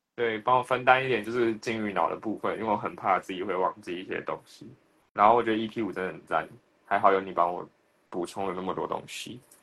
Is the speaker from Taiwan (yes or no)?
yes; Taiwan; 我们在台湾自己开一个自己的中印厂